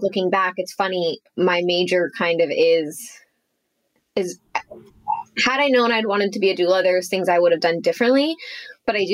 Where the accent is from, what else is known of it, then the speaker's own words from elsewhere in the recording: Los Angeles, California, United States; I grew up in Los Angeles